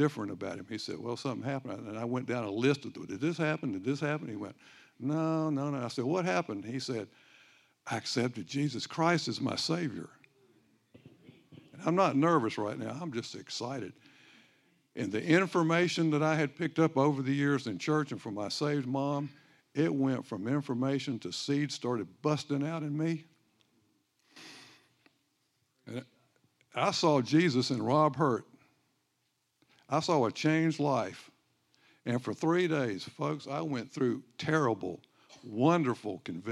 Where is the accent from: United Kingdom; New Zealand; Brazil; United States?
United States; Myrtle Beach, South Carolina; now in Greenville, United States; I grew up in Myrtle Beach. My roots go way down in this sand.